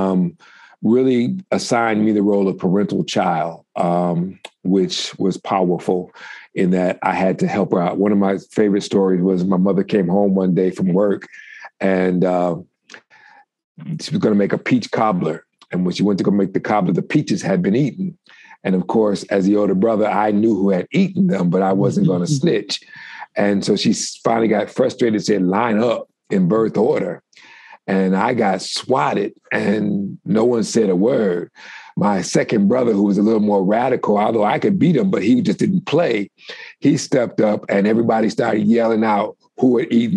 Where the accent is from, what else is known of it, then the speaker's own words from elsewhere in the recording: Detroit, Michigan, United States; I'm from Detroit, Michigan.